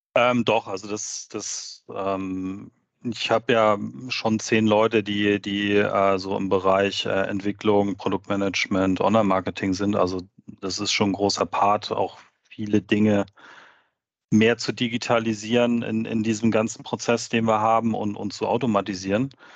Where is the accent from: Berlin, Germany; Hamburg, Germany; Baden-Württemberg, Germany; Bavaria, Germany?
Hamburg, Germany; moved away as an adult; bin dann in, mein, in meine alte Heimat zurück. Ähm, ich komme aus der Nähe von Hamburg